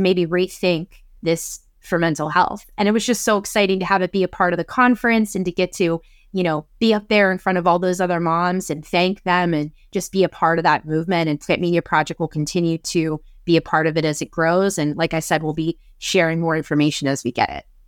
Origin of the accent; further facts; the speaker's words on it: Pennsylvania, United States; my home state of Pennsylvania